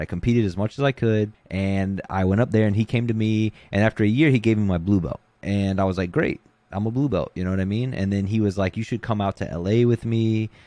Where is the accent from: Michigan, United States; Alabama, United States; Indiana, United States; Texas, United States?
Alabama, United States; Gulf Shores; moved away; I'm originally from Gulf Shores, Alabama, which is an island at the bottom of Alabama